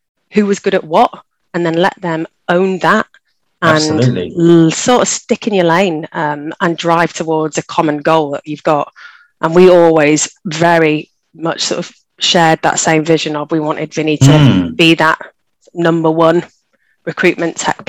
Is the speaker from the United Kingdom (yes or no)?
yes; Leeds, Yorkshire and the Humber, United Kingdom; moved away as an adult; also born or lived in Tokyo, Japan; I got hired in Leeds, which is my hometown.